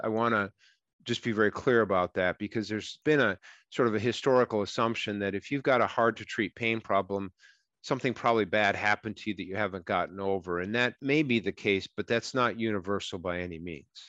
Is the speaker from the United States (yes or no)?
yes; Minnesota, United States; I'm from Minnesota